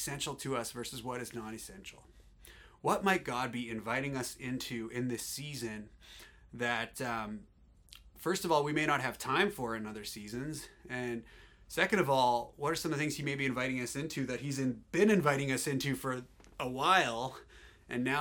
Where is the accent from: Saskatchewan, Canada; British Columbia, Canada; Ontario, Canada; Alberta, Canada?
Alberta, Canada; I'm from Alberta.